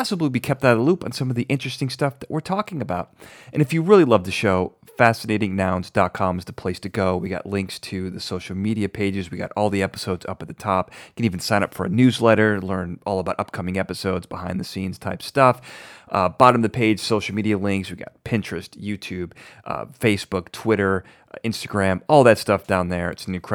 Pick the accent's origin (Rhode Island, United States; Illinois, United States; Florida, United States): Illinois, United States; Braidwood; growing up in Braidwood, we always made fun of the water.